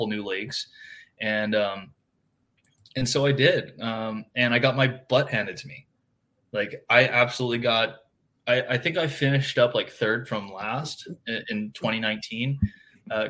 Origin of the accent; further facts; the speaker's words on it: Oahu, Hawaii, United States; now in California, United States; born and raised on Oahu, Hawaii, you know, grew up fishing this little lake called Lake Wilson.